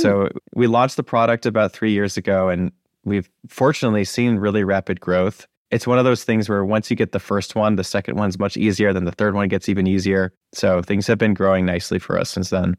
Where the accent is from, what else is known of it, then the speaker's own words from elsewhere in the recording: Acton, Massachusetts, United States; I grew up in Acton, Massachusetts